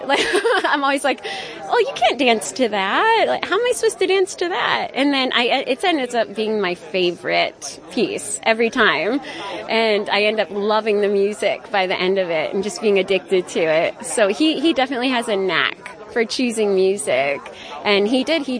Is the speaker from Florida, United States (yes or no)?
no; Manhattan, New York, United States; now in Narrowsburg, United States; I'm a local. My husband and I moved to Narrowsburg about two years ago, and we're from Manhattan.